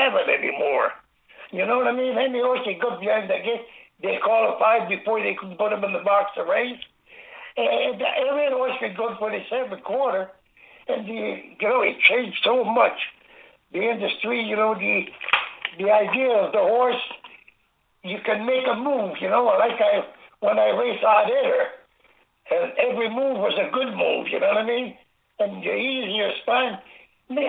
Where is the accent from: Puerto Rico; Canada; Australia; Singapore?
Canada; Angers, Quebec; born or raised there